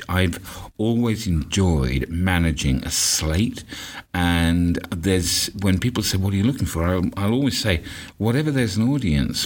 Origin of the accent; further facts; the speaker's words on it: London, United Kingdom; I'm from London, England